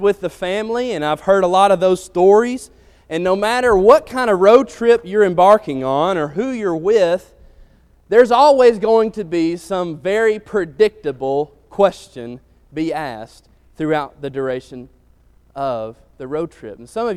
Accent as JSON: {"language": "English", "town": "Athens", "region": "Alabama", "country": "United States", "tie": "born or raised there", "said": "growing up in Athens, Alabama"}